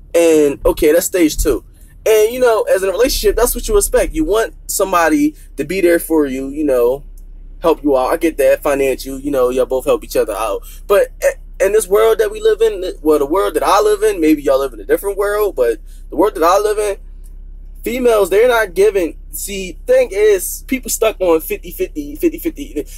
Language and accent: English; Philadelphia, Pennsylvania, United States; I'm from Philly